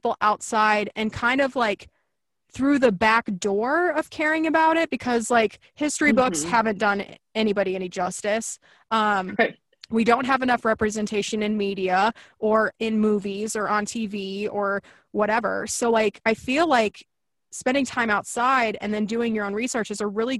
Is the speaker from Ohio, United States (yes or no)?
no; Kansas, United States; moved away as an adult; also born or lived in Chicago / Southern California; I grew up in Kansas